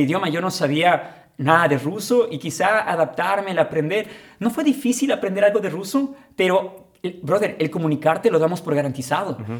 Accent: Ecuador; moved away as an adult; now in Ukraine; regresé a Ecuador después de ese verano

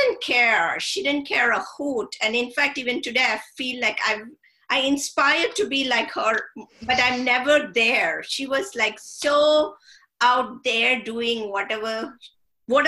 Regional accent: India; I grew up in India and read a lot of British literature

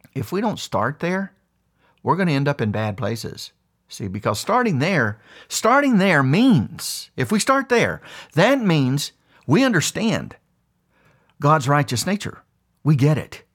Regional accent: West Virginia, United States; When I was a young boy, I grew up extremely poor in West Virginia

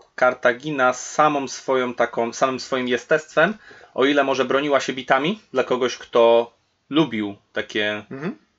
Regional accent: Poland; kiedy na przykład żyję w Polsce

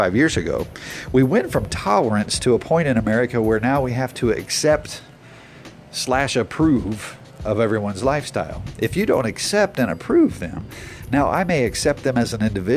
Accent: United States; as an American

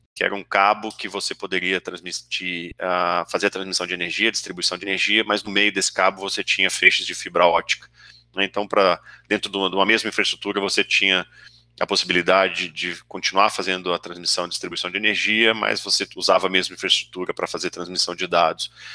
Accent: São José dos Campos, São Paulo, Brazil; moved away as an adult; also born or lived in Santa Rita do Passa Quatro; now in São Paulo, Brazil; eu sou de assim, Santa Rita do Passa Quatro, uma cidadezinha aqui no interior do, do Oeste Paulista, mas meus pais viajavam muito e a gente acabou mudando e eu me sinto um joseense de São José dos Campos mais do que qualquer coisa

